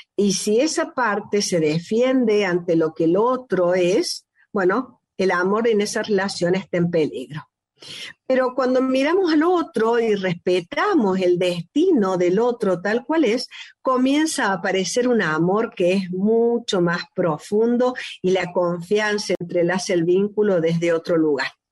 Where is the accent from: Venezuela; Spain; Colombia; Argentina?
Argentina; Córdoba; el país que hemos nacido, yo misma, que soy cordobesa, es un destino ser cordobés